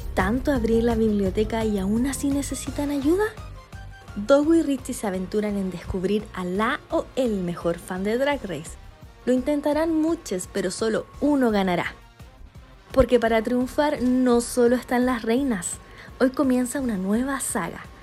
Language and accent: Spanish; Iquique, Tarapacá, Chile; now in Santiago, Chile; soy de Iquique, ya hace más de 10 años viviendo acá en la capital